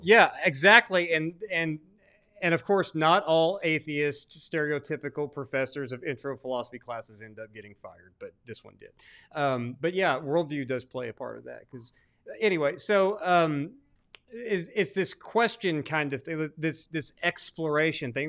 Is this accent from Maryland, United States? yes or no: no; Arkansas, United States; I'm actually from Arkansas